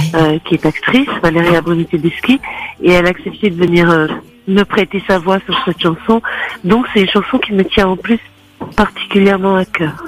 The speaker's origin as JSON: {"language": "French", "town": "Turin", "region": "Piedmont", "country": "Italy", "tie": "born or raised there", "moved": "yes", "said": "je suis née à Turin"}